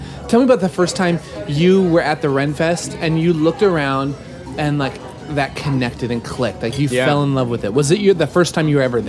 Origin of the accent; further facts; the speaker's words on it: Nebraska, United States; I grew up in Nebraska